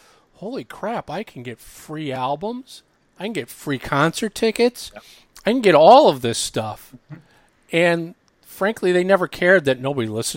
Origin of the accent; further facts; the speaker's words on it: Minnesota, United States; moved away; also born or lived in Chicago / San Francisco; I grew up in Minnesota